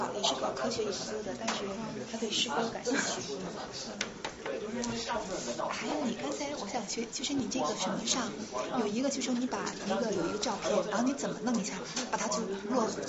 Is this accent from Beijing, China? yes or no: yes; Beijing, China; 这个国内这个大学我没听清，是这个国内大学。我是北京人